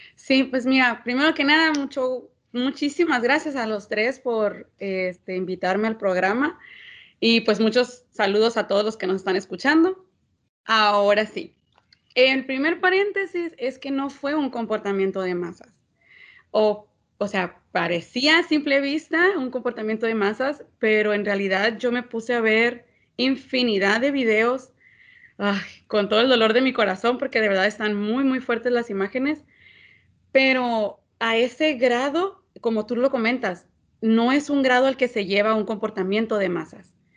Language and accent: Spanish; Mexico; somos mexicanos y que nos gusta la pachanga